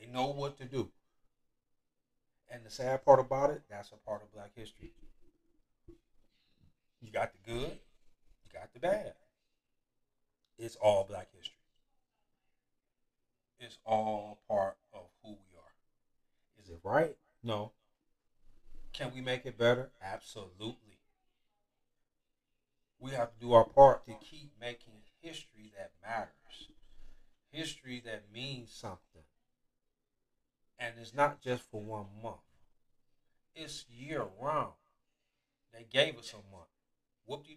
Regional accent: Detroit, Michigan, United States; I'm from Detroit

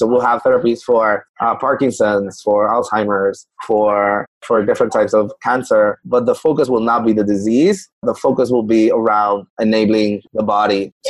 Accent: Puerto Rico; I'm from Puerto Rico. So, for context, I'm from Puerto Rico

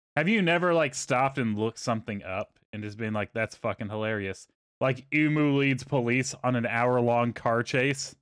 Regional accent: Texas, United States; moved away as an adult; I grew up in Texas.

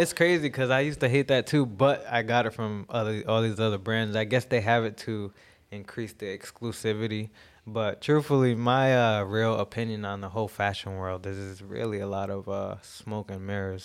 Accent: Jamaica; I'm Jamaican, so I believe a lot of my, uh, style comes from

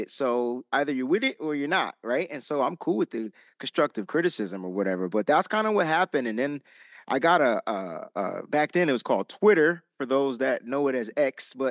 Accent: New Haven, Connecticut, United States; I'm not even from the Bay. So I'm. I'm from a a town called New Haven in Connecticut

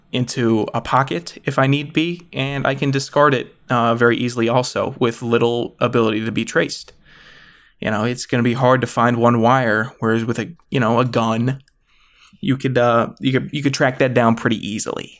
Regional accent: Virginia, United States; I'm from Virginia.

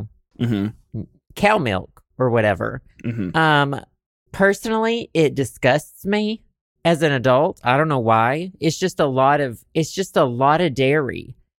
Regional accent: Arkansas, United States; I'm from Arkansas.

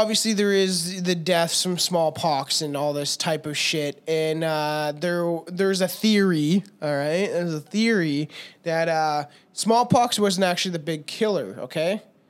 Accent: Minnesota, United States; I'm from Minnesota, bud

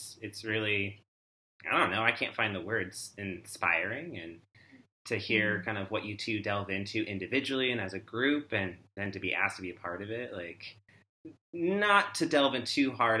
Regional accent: Washington, United States; I'm originally from Washington State, born and raised there.

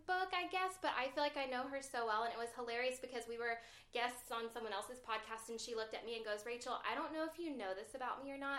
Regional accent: the South, United States; I've actually lived all over the place. I'm from the South.

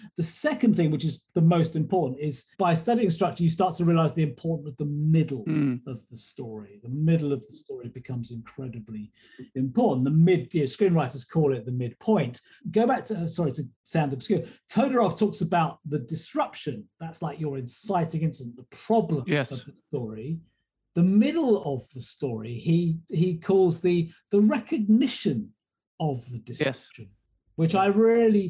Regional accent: England, United Kingdom; Being an Englishman here

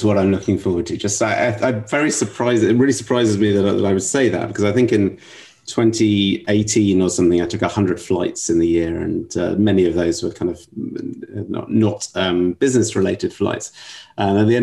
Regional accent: London, United Kingdom; now in New York, United States; as you can probably tell from my accent, originally from London

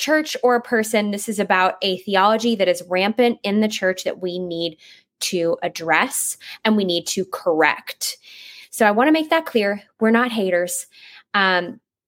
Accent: Northeast, United States; I'm from the Northeast. I'm not from the Southeast

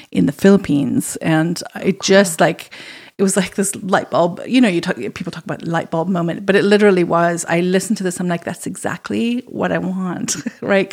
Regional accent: Zimbabwe; moved away as an adult; also born or lived in Ireland; now in Kamloops, Canada; I was born in Zimbabwe and I grew up there and then came to university

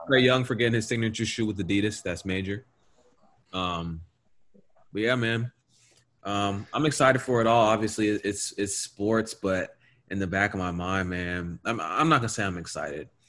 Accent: the South, United States; we are from the South

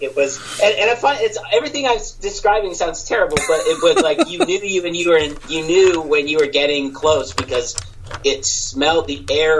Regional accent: Pittsburgh, Pennsylvania, United States; moved away; I grew up in Pittsburgh, and I was a steel town

